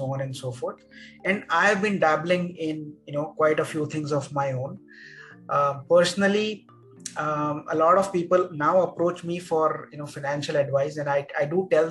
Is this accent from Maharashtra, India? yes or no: yes; Mumbai, Maharashtra, India; I grew up in Mumbai those days